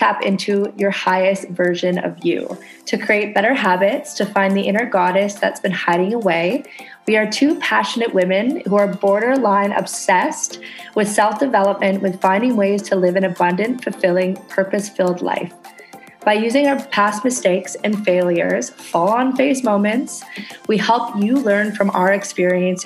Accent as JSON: {"language": "English", "country": "Canada", "moved": "yes", "lives_now": "Indonesia"}